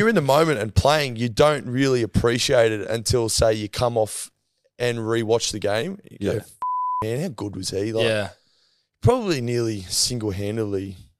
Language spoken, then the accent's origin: English; Queensland, Australia; being a Queenslander